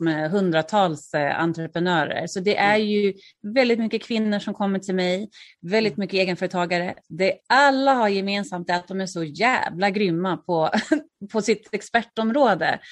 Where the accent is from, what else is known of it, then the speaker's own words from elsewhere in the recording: Örebro, Örebro County, Sweden; moved away as an adult; also born or lived in Stockholm; now in Örebro, Sweden; flytta till Örebro som är min hemstad